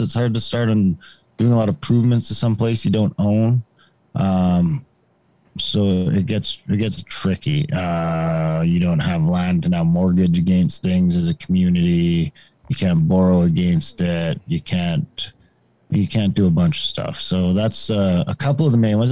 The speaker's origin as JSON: {"language": "English", "country": "Canada", "tie": "born or raised there", "said": "I grew up in Indian country, um, basically in a small town, small mining town that would be an Indian reserve"}